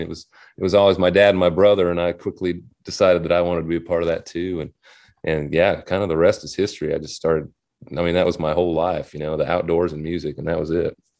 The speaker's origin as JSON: {"language": "English", "town": "Hubbell", "region": "Nebraska", "country": "United States", "tie": "born or raised there", "also_born_or_lived": "Nashville, Tennessee", "moved": "as an adult", "said": "I grew up, uh, in Hubbell, Nebraska"}